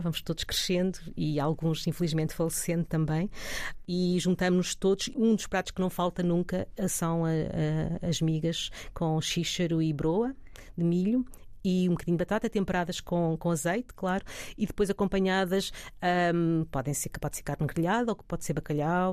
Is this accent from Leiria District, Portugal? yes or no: yes; Alvaiázer, Leiria District, Portugal; also born or lived in Lisbon; na Serra de Alveiazer e no Conselho de Alveiazer, uh, que por acaso foi ali onde eu nasci